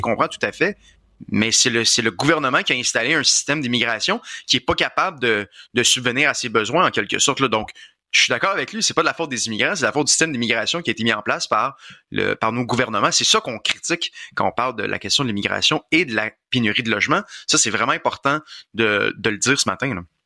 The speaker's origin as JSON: {"language": "French", "region": "Quebec", "country": "Canada", "said": "Je suis un Québécois, je suis un francophone"}